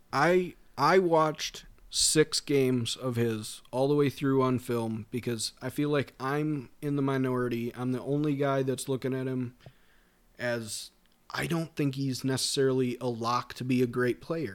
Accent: Minnesota, United States; We're both from Minnesota

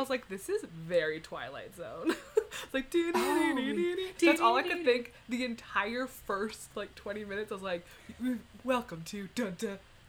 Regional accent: Canada; we're Canadian, and we don't do miles per hour.

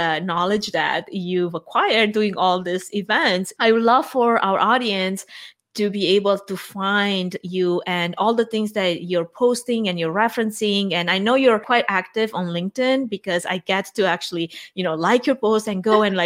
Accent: Romania; now in United States; my home country, Romania

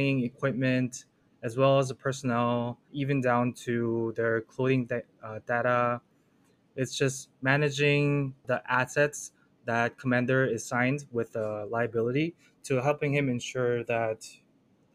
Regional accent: Orange County, California, United States; moved away as an adult; now in Cambridge, United States; I'm originally from Orange County, California. That's where I grew up

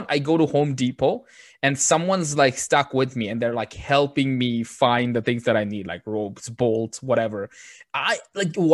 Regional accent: Bangladesh; first language Bengali; English is a second language; moved away; this was a second language in my school when I was in Bangladesh

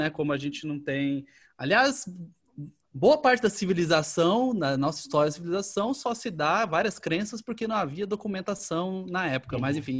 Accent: Rio de Janeiro, Brazil; a gente é do Rio e a gente quer documentar os lugares importantes

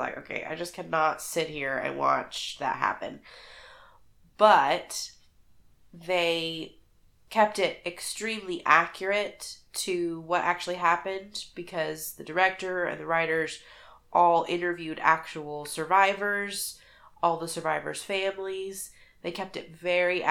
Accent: United States; as an American

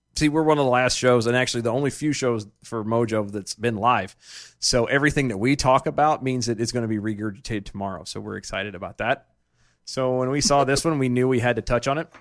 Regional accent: Odessa, Texas, United States; I was born in Odessa

